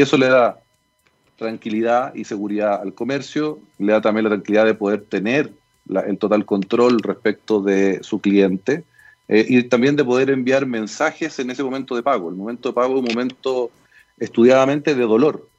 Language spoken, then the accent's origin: Spanish; Chile; somos todos los chilenos